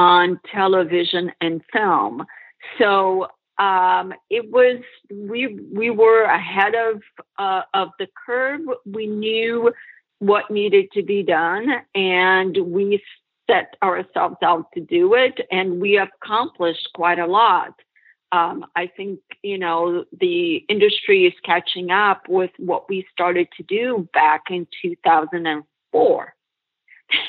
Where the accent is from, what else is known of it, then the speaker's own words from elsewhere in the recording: Brazil; moved away as an adult; now in United States; It was amazing growing up in Brazil